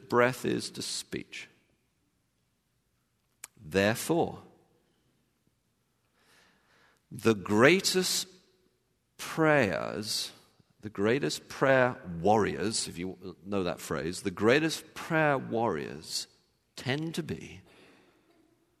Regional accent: England, United Kingdom; when I was growing up in England

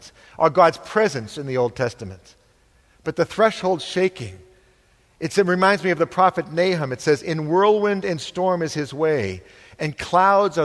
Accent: New England, United States; I'm from New England

